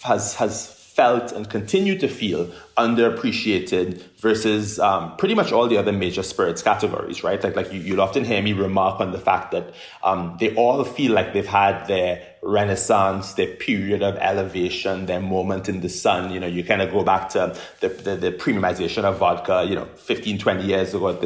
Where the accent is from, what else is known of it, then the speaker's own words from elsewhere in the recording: Trinidad & Tobago; moved away as an adult; also born or lived in United Kingdom; now in United States; I'm somebody who's from Trinidad and Tobago, born and raised in the Caribbean